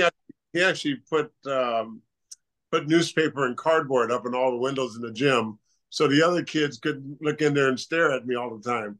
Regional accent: California, United States; moved away as an adult; also born or lived in Pullman, Washington; growing up in California

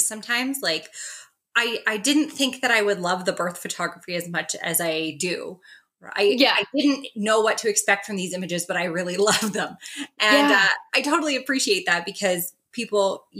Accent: Regina, Saskatchewan, Canada; now in Calgary, Canada; I'm from Saskatchewan as well. I'm from Regina

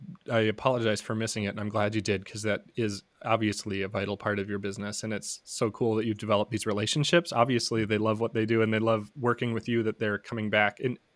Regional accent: Midwest, United States; maybe because I'm from the Midwest where the non-grazing season is winter and you don't want to have offspring in Minnesota.

